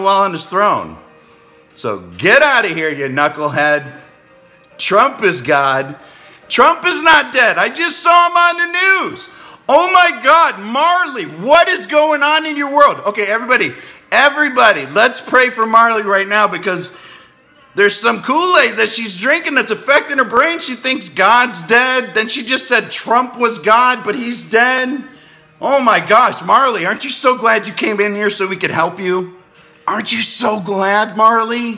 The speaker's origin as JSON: {"language": "English", "town": "Clearwater", "region": "Florida", "country": "United States", "said": "I'm from Clearwater, Florida"}